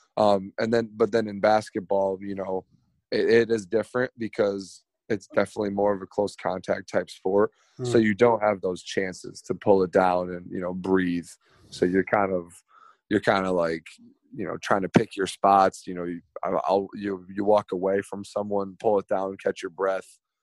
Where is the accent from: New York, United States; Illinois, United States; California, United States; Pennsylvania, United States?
New York, United States; I grew up in New York.